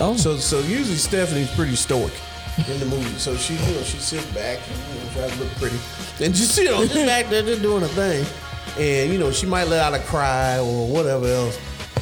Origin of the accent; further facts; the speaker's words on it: East St. Louis, Illinois, United States; growing up in East St. Louis, which is not the highest grossing area on in the United States.